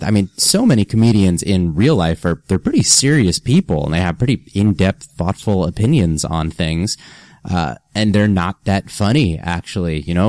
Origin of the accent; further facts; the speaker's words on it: Freehold, New Jersey, United States; moved away as an adult; now in New York City, United States; grew up grew up in New Jersey, central Jersey